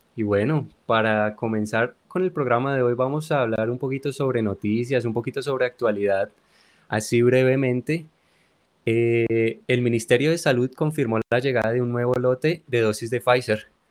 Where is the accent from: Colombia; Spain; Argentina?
Colombia; desde nuestra tierra querida, de nuestra Colombia